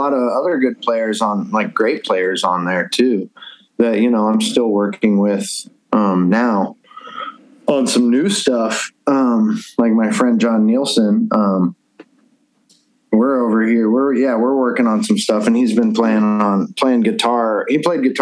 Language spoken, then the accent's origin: English; Columbus, Ohio, United States; moved away; I'm from Columbus